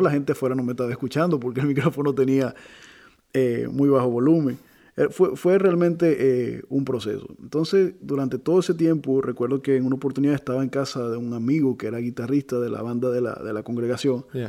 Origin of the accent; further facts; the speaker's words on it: Venezuela; soy venezolano